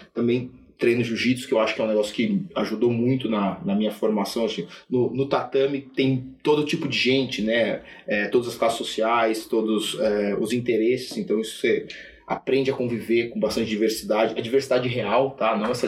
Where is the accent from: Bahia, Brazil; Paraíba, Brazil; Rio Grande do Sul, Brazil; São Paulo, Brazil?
São Paulo, Brazil; Sorocaba; eu tive uma, uma, uma infância é, longe de São Paulo, longe do centro financeiro. Eu sou, sou de Sorocaba